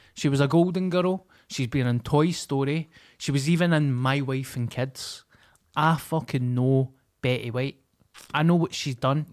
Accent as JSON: {"language": "English", "town": "Glasgow", "region": "Scotland", "country": "United Kingdom", "said": "I come from Glasgow."}